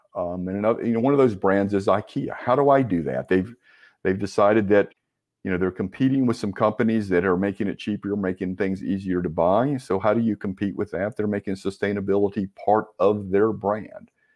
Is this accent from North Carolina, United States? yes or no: yes; Winston-Salem, North Carolina, United States; also born or lived in Raleigh, North Carolina; I'm a North Carolina native, um, grew up in Winston-Salem